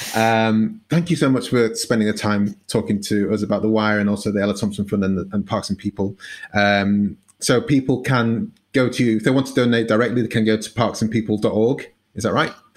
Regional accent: United Kingdom; as a Brit

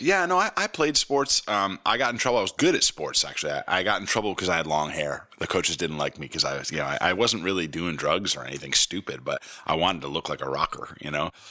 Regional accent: Potsdam, New York, United States; growing up in Potsdam, When I was little

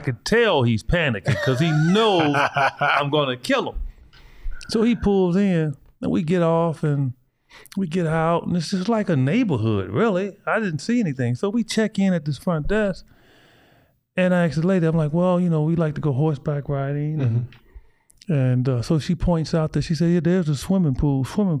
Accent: Kansas City, United States; Because we grew up together in Kansas City.

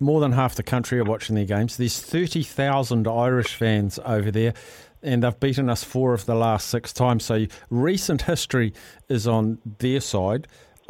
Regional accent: New Zealand; maybe it's because I'm a New Zealander.

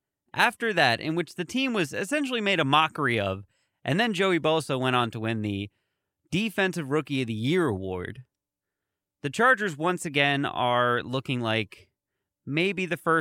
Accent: San Diego, California, United States; I am from San Diego. I am in San Diego. I am essentially a lifelong San Diego Chargers fan.

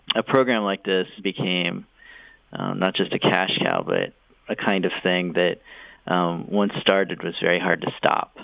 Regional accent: Gary, Indiana, United States; I grew up in the 50s in Gary, Indiana

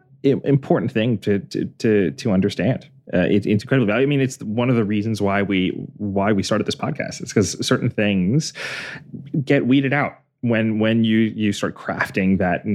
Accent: Northeast, United States; because I grew up in the Northeast probably mostly.

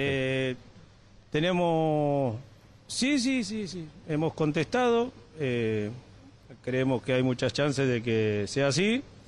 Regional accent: Argentina; somos argentinos

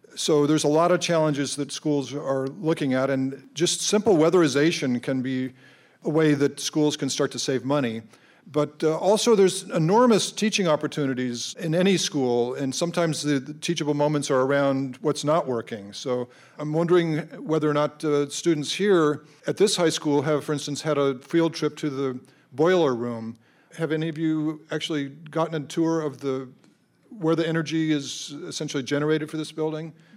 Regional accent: Colorado, United States; moved away; I grew up in Colorado

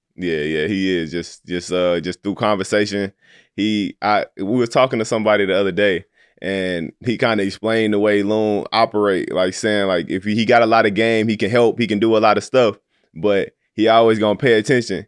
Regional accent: Little Rock, Arkansas, United States; I'm from Little Rock, Arkansas. Uh, so growing up, it was always me and my homeboys

